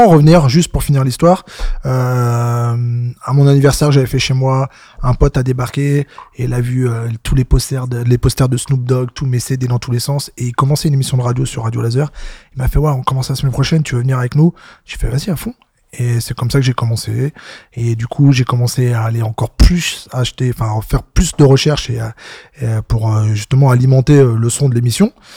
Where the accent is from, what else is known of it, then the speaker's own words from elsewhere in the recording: Rennes, Brittany, France; also born or lived in Noyal-sur-Vilaine; j'ai né, j'ai grandi à Rennes, donc en Zub Sud